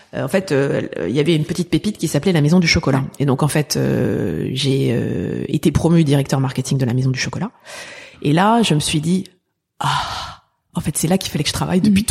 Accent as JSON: {"language": "French", "town": "Paris", "region": "Île-de-France", "country": "France", "tie": "born or raised there", "also_born_or_lived": "Boston, United States", "said": "j'ai grandi dans le 19e arrondissement"}